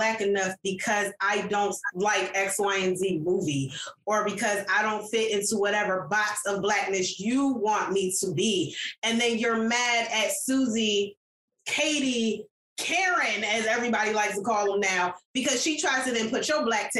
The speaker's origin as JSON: {"language": "English", "country": "Jamaica", "said": "I was like, actually, I'm Jamaican."}